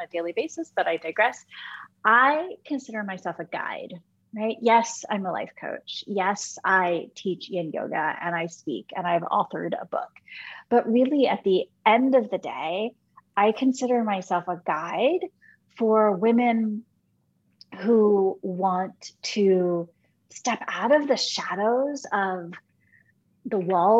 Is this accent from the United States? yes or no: yes; Michigan, United States; when I was in high school, growing up in Michigan